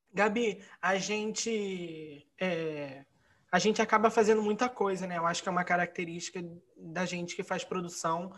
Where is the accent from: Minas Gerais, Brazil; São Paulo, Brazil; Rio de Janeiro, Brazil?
Rio de Janeiro, Brazil; nós que somos daqui do Rio de Janeiro